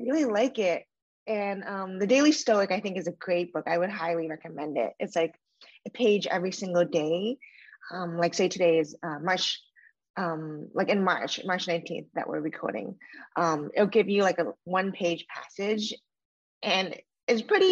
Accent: Randolph, Massachusetts, United States; moved away as an adult; also born or lived in Los Angeles, United States / Connecticut, United States; now in Miami, United States; I grew up in a little suburb outside of Boston called Randolph

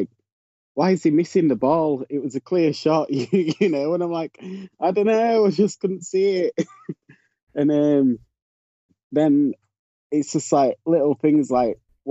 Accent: Yorkshire and the Humber, United Kingdom; also born or lived in Leeds; I'm from Yorkshire in the UK, which is the county. I live in the city of Leeds.

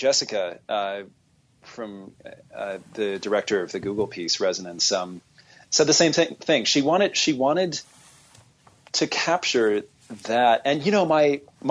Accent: Southern California, United States; growing up in Southern California

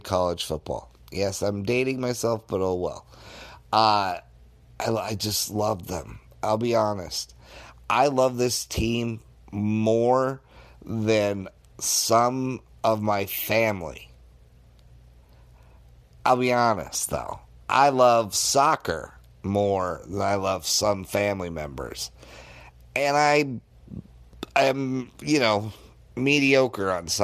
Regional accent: Denver, Colorado, United States; I grew up in Denver, Colorado.

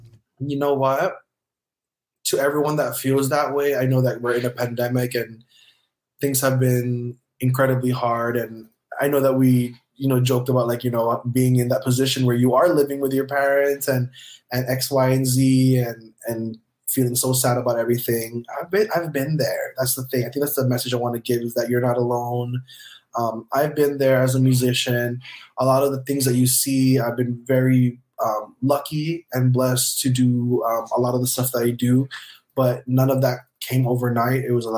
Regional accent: Philippines; like a musician like me, I'm a Filipino musician, just continue your dreams.

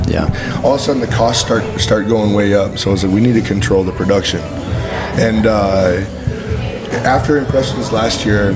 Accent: Boulder City, Nevada, United States; moved away as an adult; also born or lived in Texas; Came back to my roots. I grew up right outside of Las Vegas in a little town called Boulder City. It's like where Hoover Dam's at.

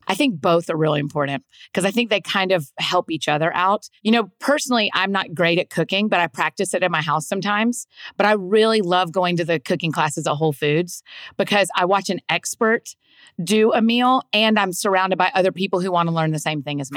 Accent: Georgia, United States; moved away as an adult; now in Nashville, United States; Grew up in Georgia. I'd like to say that I was born and raised in Georgia

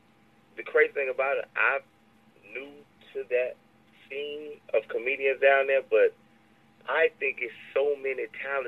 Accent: Louisiana, United States; I'm from Louisiana

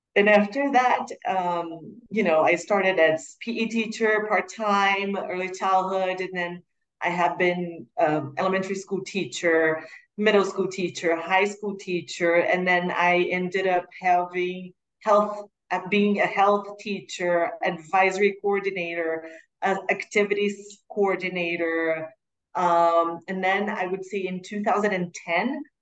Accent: Curitiba, Paraná, Brazil; also born or lived in United States; was born and raised in Curitiba, where the school is, southern Brazil.

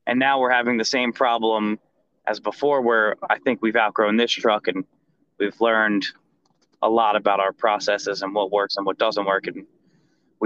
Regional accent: New Jersey, United States; moved away; growing up in Jersey, we always, my dad always took us to hot dog trucks. They're very popular up there

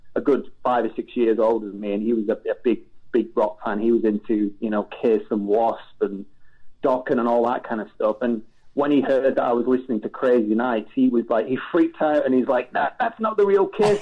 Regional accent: England, United Kingdom; growing up in England, very different to growing up in the States

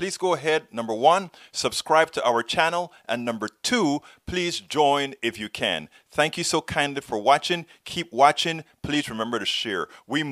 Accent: Panama; I am from Panama. I am from Panama

